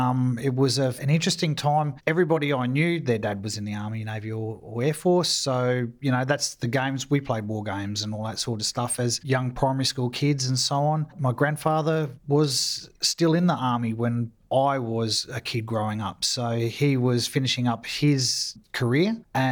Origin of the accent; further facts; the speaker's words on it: Sydney, New South Wales, Australia; also born or lived in Townsville; now in Adelaide, Australia; So I grew up mainly in Sydney. My father was a gunner in artillery for 23 years, and most of his postings were in the Sydney area.